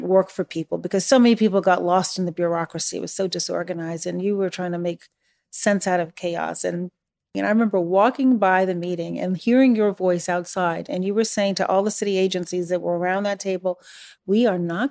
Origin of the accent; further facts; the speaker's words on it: Chicago, Illinois, United States; also born or lived in Iran; Chicago. Did you grow up here? Yes. Were you born here? Well, no